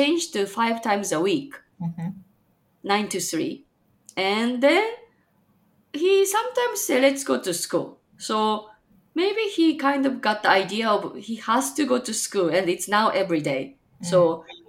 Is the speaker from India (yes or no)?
no; Japan; now in Chicago, United States; I'm from Japan, but currently living in freezing Chicagoland, Illinois, USA